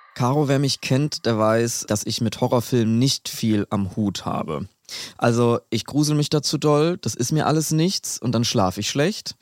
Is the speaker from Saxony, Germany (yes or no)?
no; Aschaffenburg, Bavaria, Germany; dass in Aschaffenburg, wo ich aufgewachsen bin